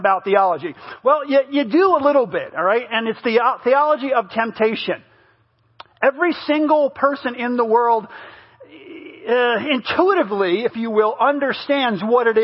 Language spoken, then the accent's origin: English; United States; moved away; I grew up in New York, New Jersey when I was younger